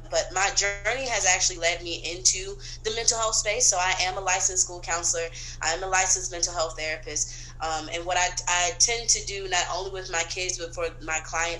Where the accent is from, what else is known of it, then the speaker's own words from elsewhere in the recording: the South, United States; also born or lived in Brooklyn; now in Atlanta, United States; So I am from originally the South. My parents born and raised in Florida, different parts of Florida. I frequented Florida.